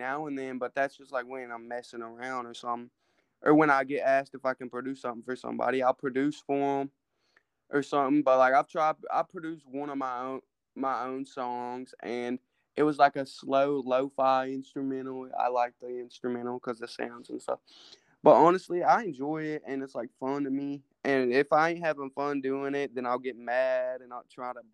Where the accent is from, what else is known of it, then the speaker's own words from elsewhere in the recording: Tennessee, United States; I'm from Tennessee